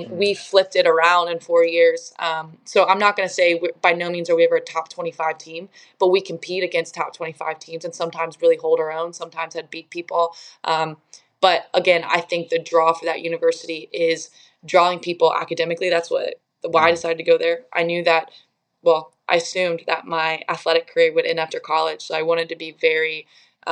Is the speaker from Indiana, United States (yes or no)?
yes; Indiana, United States; moved away as an adult; also born or lived in Washington, D.C.; I grew up in Indiana